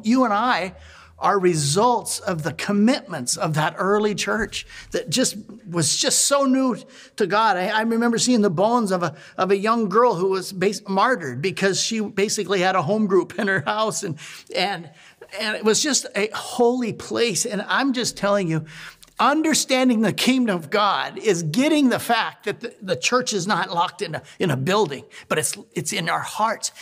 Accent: Montana, United States; now in Oregon, United States; I was raised in Montana

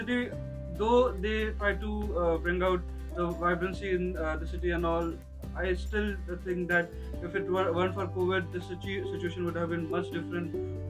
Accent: Mumbai, Maharashtra, India; moved away as an adult; now in Dublin, Ireland; I'm from India, Mumbai.

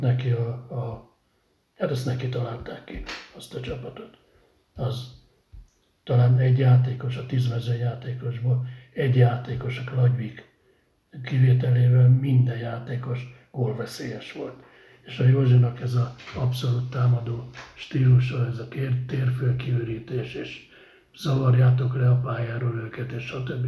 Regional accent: Budapest, Hungary; moved away as an adult; now in Székesfehérvár, Hungary; Újpesten születtem, aztán beköltöztünk a hatodik kerületbe, de Újpest

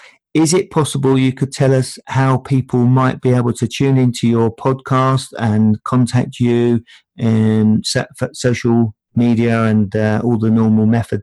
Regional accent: London, United Kingdom; moved away; I come from Tottenham's largest council estate

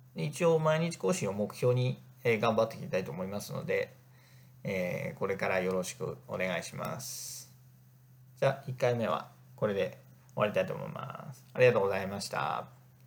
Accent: Northern Kanto, Japan; also born or lived in Egypt; 生まれも育ちも北関東で、まあ、田舎の人間

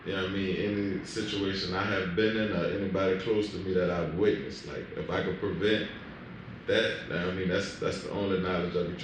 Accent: New Orleans, Louisiana, United States; growing up where we growing up, like, I mean, growing up in New Orleans

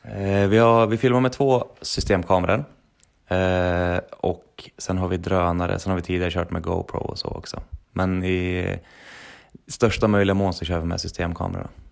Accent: Sundsvall, Västernorrland County, Sweden; moved away as an adult; also born or lived in Trondheim, Norway; Vi är från Sundsvall allihopa.

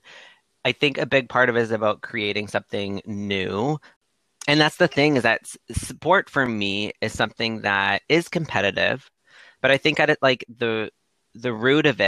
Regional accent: Windsor, Ontario, Canada; moved away as an adult; now in Toronto, Canada; I'm originally from Windsor, Ontario, one of the most southern cities in Canada.

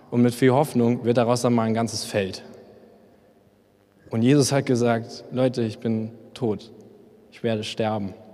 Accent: Memmingen, Bavaria, Germany; weil ich komme eigentlich aus Memmingen und wir haben hier nur drei Penner, die kennt jeder

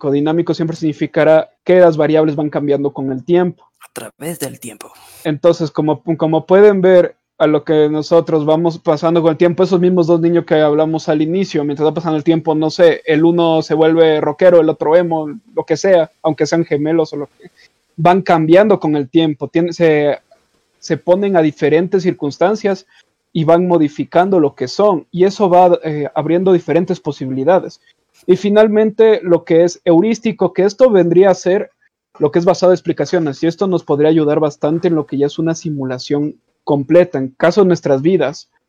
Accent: Quito, Pichincha, Ecuador; born there; Los cuatro nacimos en Quito, eh, nacimos en Quito Ecuador.

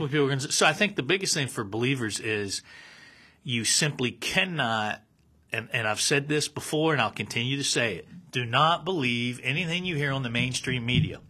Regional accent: United States; I'm speaking as an American

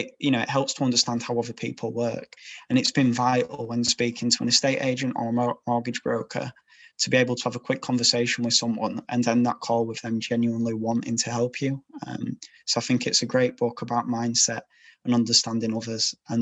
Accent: Yorkshire and the Humber, United Kingdom

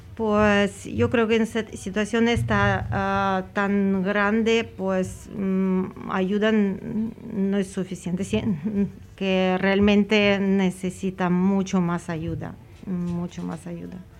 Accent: Ukraine; Spanish is a second language; now in Spain; soy ucraniana, que vivo muchos años ya aquí

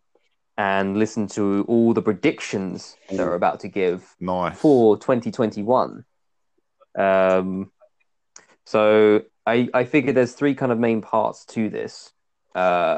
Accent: England, United Kingdom; as English people

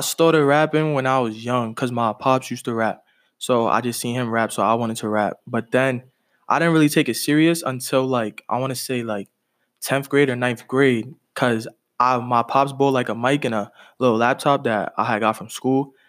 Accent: New York City, New York, United States; now in Springfield, United States; I'm originally from Brooklyn, but a couple years ago I moved to to Massachusetts

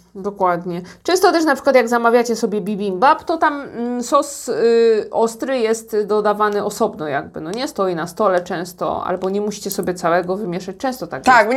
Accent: Poland; now in South Korea; jestem z Polski

